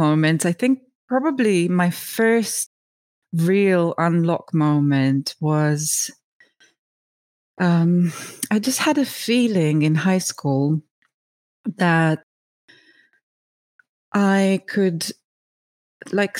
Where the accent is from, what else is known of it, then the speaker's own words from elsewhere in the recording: Romania; I was born in Romania during the communism. So my first 7 years of life were during the communism